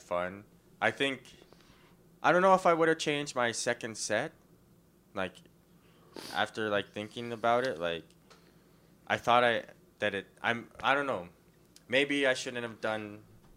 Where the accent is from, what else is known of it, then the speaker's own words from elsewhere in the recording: Saskatoon, Saskatchewan, Canada; from Saskatoon, Saskatchewan, and I'm a single native in my 30s with no kids